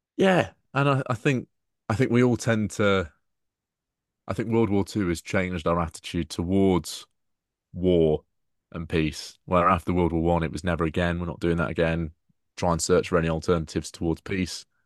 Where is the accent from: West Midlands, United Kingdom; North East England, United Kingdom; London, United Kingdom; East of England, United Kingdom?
East of England, United Kingdom; Peterborough; my hometown